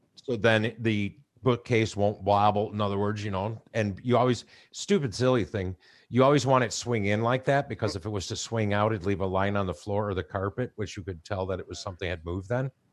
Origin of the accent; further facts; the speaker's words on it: Chicago, Illinois, United States; moved away; I grew up in Chicago